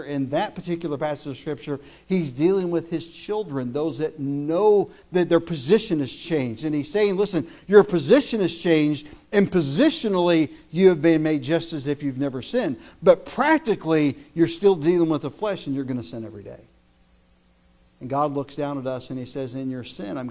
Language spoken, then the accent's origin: English; United States; As an American